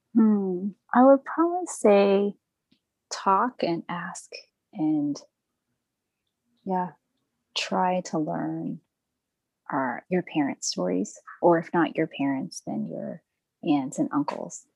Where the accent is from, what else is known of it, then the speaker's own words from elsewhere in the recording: Texas, United States; I grew up in Texas in a pretty diverse neighborhood